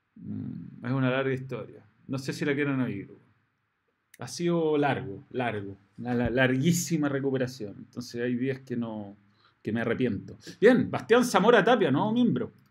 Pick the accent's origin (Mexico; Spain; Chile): Chile; el chileno que hacía las transmisiones a la U